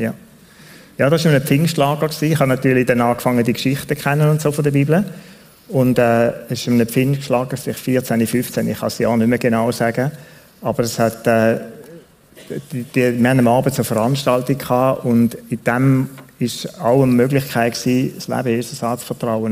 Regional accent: Switzerland; Ich bin in Tunia aufgewachsen zum grossen Teil

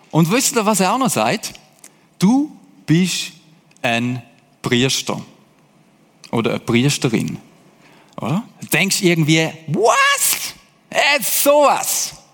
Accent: Hesse, Germany; By the way, ich bin einmal in Deutschland aufgewachsen als Schweizer. Also ich habe so ein bisschen Connection zu denen. Deutsche, auch zu diesen Hessen, dort bin ich nämlich gewesen

